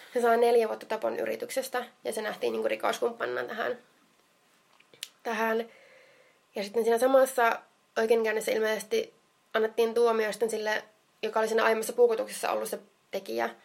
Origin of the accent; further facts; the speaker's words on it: Jyväskylä, Central Finland, Finland; minä olen Jyväskylästä